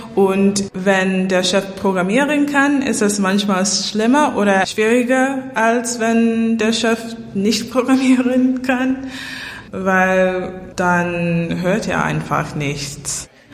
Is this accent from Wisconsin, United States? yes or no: no; New York City, New York, United States; German is a second language; moved away as an adult; now in Berlin, Germany; Ich komme aus New York City, Manhattan und ich habe in Berlin gewohnt seit 2016